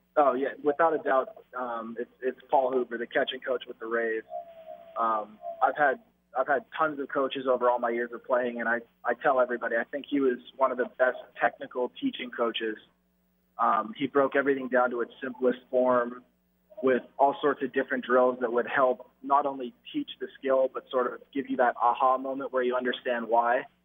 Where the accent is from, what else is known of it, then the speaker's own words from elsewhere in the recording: Canada; being Canadian, I had to learn it in in school